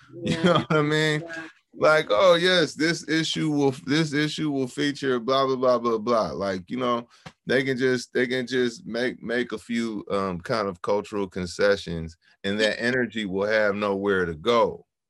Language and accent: English; San Francisco, California, United States; growing up in San Francisco